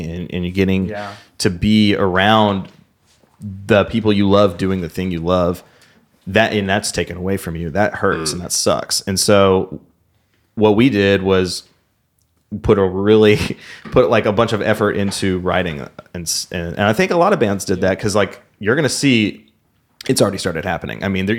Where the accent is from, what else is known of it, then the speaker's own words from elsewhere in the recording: Memphis, Tennessee, United States; we're from here